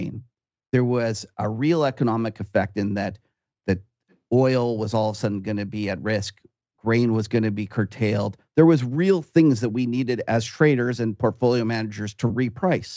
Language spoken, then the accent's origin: English; Canada; me as a Canadian